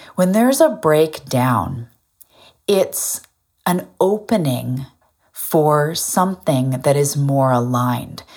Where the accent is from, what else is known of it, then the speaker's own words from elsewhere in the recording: Vancouver Island, west coast of Canada, British Columbia, Canada; I'm also a Canadian from the west coast of Canada on an island called Vancouver